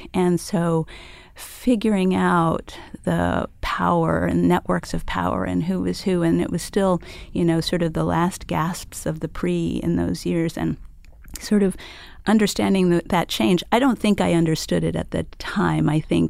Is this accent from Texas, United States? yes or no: yes; El Paso, Texas, United States; I grew up on the border. Mm. I grew up in El Paso, Texas.